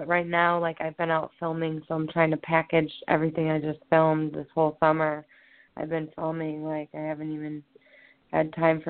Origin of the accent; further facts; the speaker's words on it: Lorain, Ohio, United States; also born or lived in Elyria, Ohio; my hometown, which is Lorain, Ohio